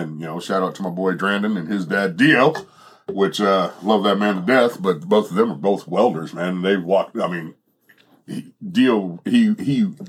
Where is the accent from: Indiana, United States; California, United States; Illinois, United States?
California, United States; Bakersfield; moved away; where I came from, my hometown of Bakersfield, California.